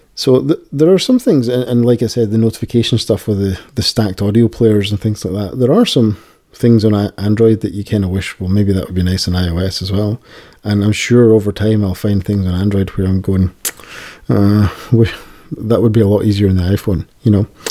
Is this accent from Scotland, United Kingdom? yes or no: yes; Scotland, United Kingdom; accent: Scottish; my Scottish accent